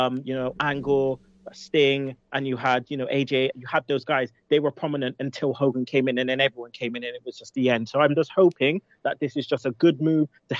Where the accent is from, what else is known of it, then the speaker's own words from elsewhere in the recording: United Kingdom; we're British